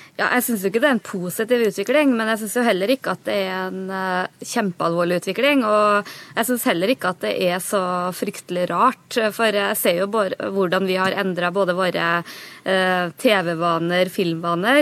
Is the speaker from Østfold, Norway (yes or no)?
no; Namdalen, Trøndelag, Norway; Jeg er jo fra Namdalen